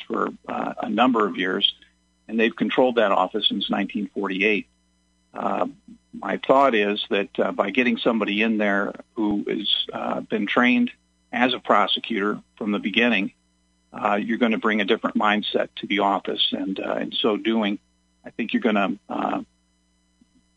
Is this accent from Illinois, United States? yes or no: yes; Springfield, Illinois, United States; also born or lived in Chicago; I was born and raised here in Springfield